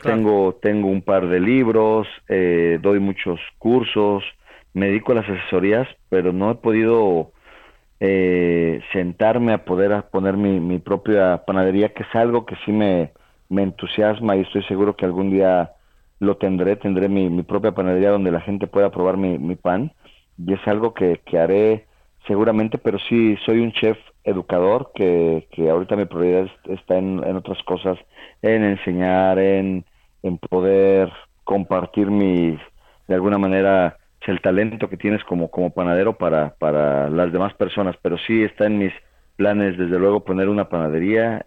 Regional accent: Toluca, State of Mexico, Mexico; moved away as an adult; also born or lived in Puebla / France; me fui, me de Toluca a vivir a Puebla

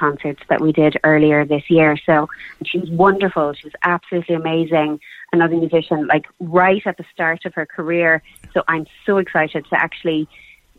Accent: Cork, Munster, Ireland; we're from Cork. I'm a Cork girl

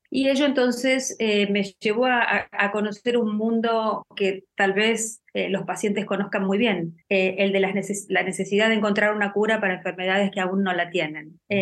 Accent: Argentina; En mi país, por ejemplo, en Argentina

